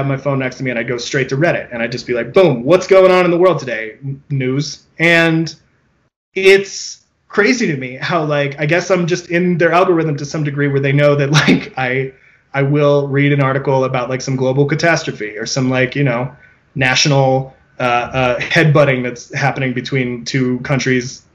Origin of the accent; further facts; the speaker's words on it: California, United States; a Californian